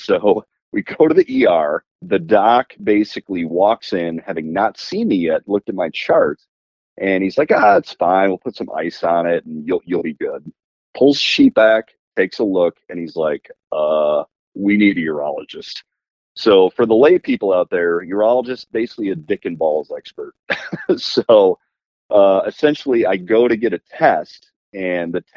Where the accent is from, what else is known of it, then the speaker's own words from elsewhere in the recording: Nashville, Tennessee, United States; I'm from Nashville, Tennessee